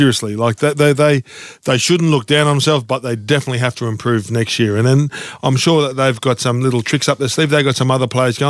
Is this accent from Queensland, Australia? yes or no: yes; North Queensland, Australia; moved away; also born or lived in Sydney